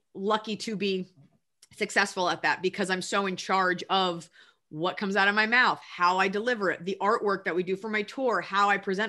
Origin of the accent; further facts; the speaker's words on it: Dallas, Texas, United States; I'm from Dallas, Texas